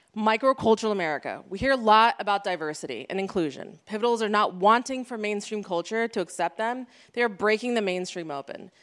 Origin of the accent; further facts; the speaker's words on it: United States; me being an Iranian American, first generation